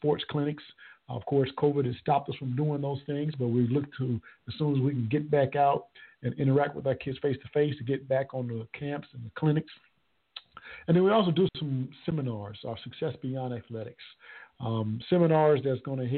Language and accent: English; Conway, South Carolina, United States; my hometown, Conway, South Carolina.